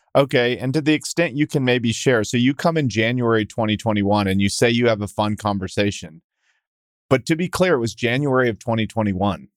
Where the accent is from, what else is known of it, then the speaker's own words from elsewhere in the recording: Texas, United States; I'm a Texan